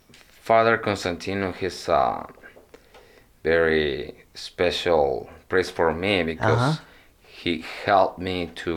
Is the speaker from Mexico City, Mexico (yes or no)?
no; Aguascalientes, Mexico; also born or lived in Phoenix, Arizona; now in Goshen, United States; And I am from Mexico.